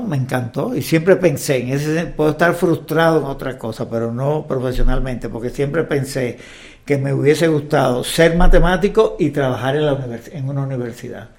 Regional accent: Cuba; born or raised there; moved away as an adult; also born or lived in Havana, Cuba; now in Mexico

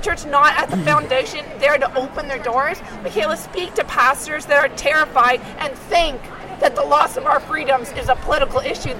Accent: Canada; now in Palm Beach County, United States; I'm from Canada

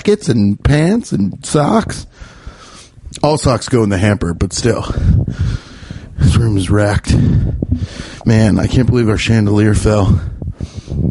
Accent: Midwest, United States; my Midwestern palate

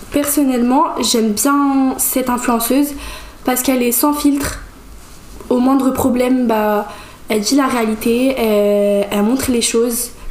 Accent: Portugal; j'ai 16 ans et je suis portugaise.

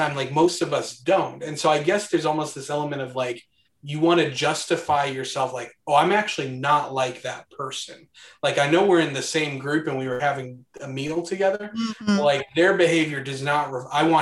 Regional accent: Midwest, United States; I grew up in the Midwest

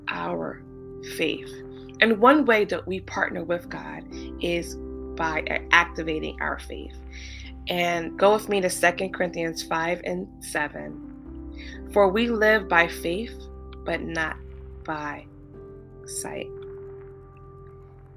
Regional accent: New York City, New York, United States; I live in New York. I'm a New Yorker. I'm a true New Yorker

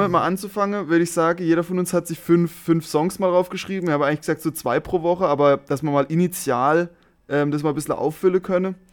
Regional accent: Germany; vermutlich komme ich natürlich als Deutscher auch so ein bisschen rüber

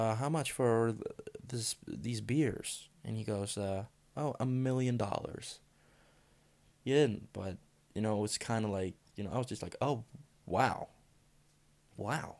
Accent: Denmark; I'm from Denmark.

